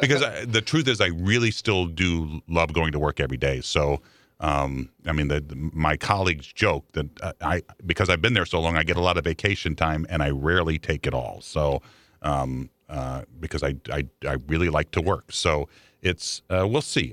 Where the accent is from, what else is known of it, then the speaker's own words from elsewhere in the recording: Chicago, Illinois, United States; now in St. Louis, United States; I grew up in Chicago